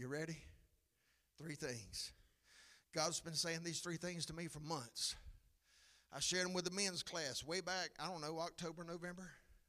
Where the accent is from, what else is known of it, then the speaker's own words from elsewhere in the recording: McCall, United States; Come on, I grew up in McCall. All those girls wore blue jean skirts.